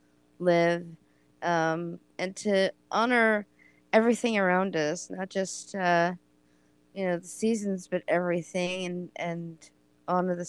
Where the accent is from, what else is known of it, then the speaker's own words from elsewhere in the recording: Oregon, United States; I am from Oregon